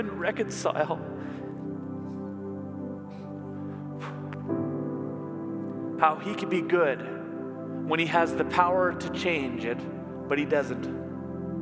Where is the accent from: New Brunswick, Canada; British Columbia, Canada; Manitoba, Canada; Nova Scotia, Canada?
Manitoba, Canada; also born or lived in Ontario; When I was 10, we moved from Ontario to Manitoba